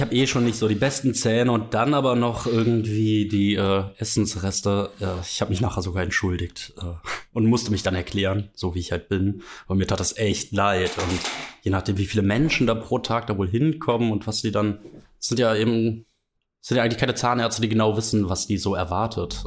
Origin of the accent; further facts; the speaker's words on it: Mönchengladbach, North Rhine-Westphalia, Germany; ich komme ja eigentlich aus Mönchengladbach